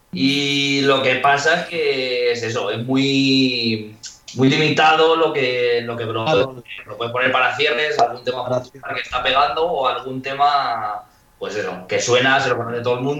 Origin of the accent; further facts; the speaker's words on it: La Solana, Castilla-La Mancha, Spain; la gente me suele decir que si Solana viene de que soy de la Solana.